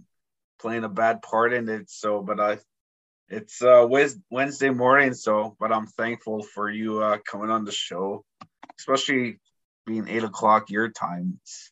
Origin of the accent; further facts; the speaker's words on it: Moose Cree First Nation, Ontario, Canada; I'm from Moose Cree, so that was my home res.